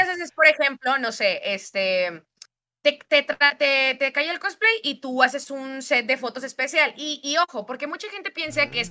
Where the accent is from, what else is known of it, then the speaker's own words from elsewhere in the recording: Monterrey, Nuevo León, Mexico; soy de Monterrey, Nuevo León